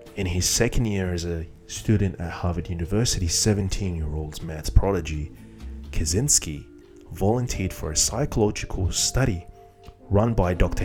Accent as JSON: {"language": "English", "country": "Iraq", "said": "Iraq, my home country"}